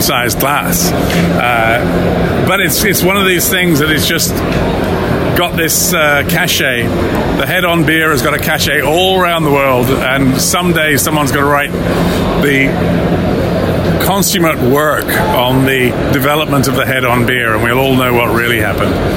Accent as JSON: {"language": "English", "region": "West Midlands", "country": "United Kingdom", "said": "I was from the Midlands, and in the Midlands, we had a compromise head"}